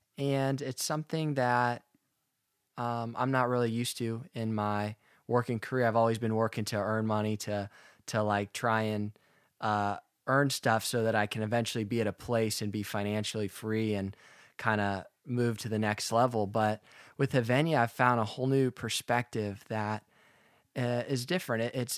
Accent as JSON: {"language": "English", "town": "Alamo", "region": "California", "country": "United States", "tie": "born or raised there", "said": "I'm from the East Bay of San Francisco. I grew up in a town called Alamo, and one of my hobbies growing up, I was a golfer."}